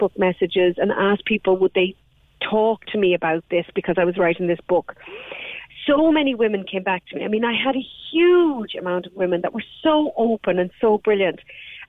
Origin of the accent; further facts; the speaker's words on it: Ireland; I have long been incredibly angry as an Irish woman